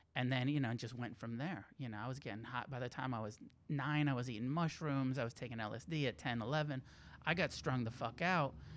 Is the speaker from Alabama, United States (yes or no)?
no; Santa Cruz, California, United States; also born or lived in Santa Fe, New Mexico / Taos, New Mexico; now in Los Angeles, United States; I grew up in Santa Cruz